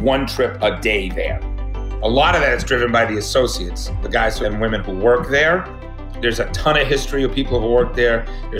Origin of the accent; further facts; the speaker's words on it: New England, United States; moved away; growing up in New England is Dunkin' Donuts and Boston